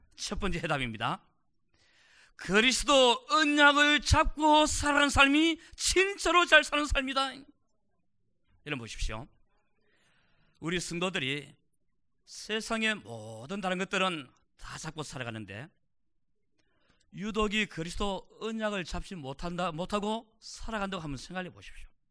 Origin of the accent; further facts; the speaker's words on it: South Korea; now in United States